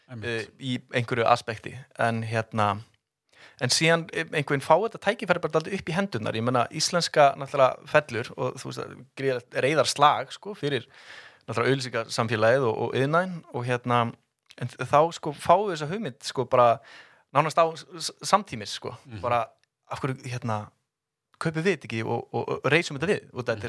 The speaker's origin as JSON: {"language": "Icelandic", "town": "Garðabær", "region": "Capital Region", "country": "Iceland", "tie": "born or raised there", "said": "ólst upp í Garðabænum"}